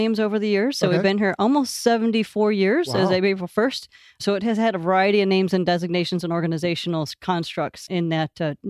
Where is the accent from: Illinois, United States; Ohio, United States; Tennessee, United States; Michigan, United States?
Michigan, United States; Bel Air; I'm originally from Northern Michigan, a little town called Bel Air. Grew up there and went to an engineering college at Michigan Technological University in Houghton, Michigan.